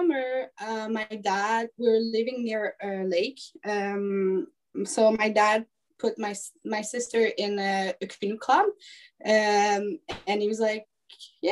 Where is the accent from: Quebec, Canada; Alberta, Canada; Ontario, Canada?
Quebec, Canada; I'm actually coming from Quebec. But right now, I'm pretty much all over the place in Canada.